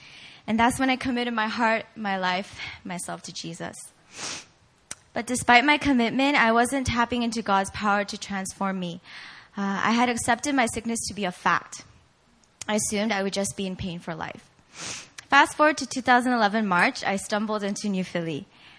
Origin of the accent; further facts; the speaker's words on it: South Korea; also born or lived in Virginia, United States; I was born in Virginia, but I spent most of my years growing up here in Korea at an international school.